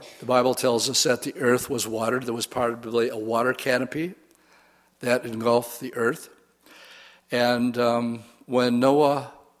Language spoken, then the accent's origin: English; Wisconsin, United States; I said boat, because I'm from Wisconsin